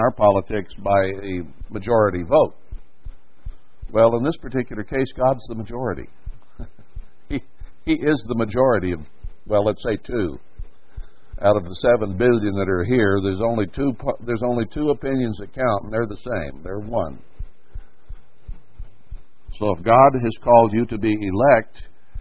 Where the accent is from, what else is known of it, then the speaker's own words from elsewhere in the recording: United States; I'm in the land that I was born in. I grew up here.